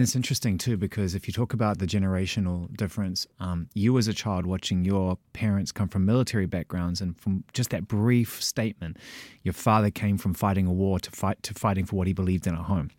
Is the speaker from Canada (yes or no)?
no; New Zealand; moved away; also born or lived in London; I'm from, I'm from New Zealand via London.